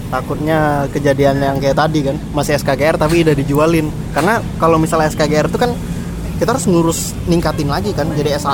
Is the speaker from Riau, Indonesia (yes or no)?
yes; Riau, Indonesia; terutama bagi kita sebagai warga Riau masyarakat Riau